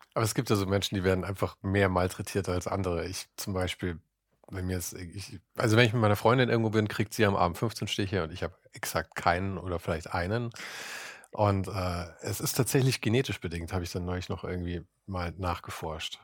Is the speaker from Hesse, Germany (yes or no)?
no; Munich, Bavaria, Germany; in meiner Heimatstadt